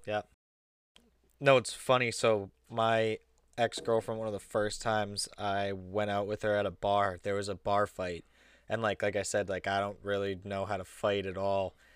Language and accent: English; Massachusetts, United States; we come from Mass